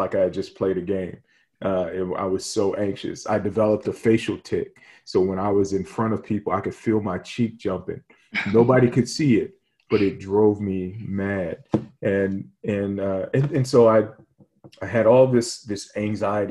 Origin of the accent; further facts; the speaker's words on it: Hampton, Virginia, United States; I grew up in Hampton, Virginia